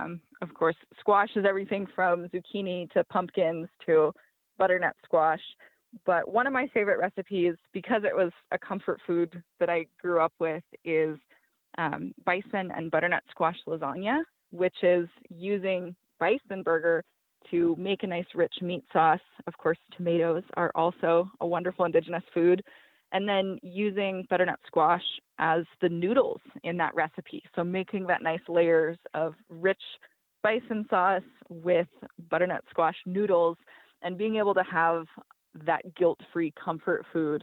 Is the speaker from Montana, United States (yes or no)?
yes; Montana, United States; I was raised in Montana on and near the Blackfeet Reservation where I live today.